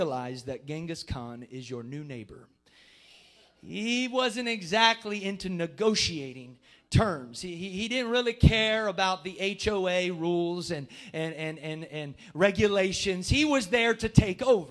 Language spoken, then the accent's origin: English; Jackson County, Southeast Ohio, United States; accent: Southern Ohio; moved away as an adult; also born or lived in Columbus, Ohio; now in Licking County, United States; I'm from Southeast Ohio.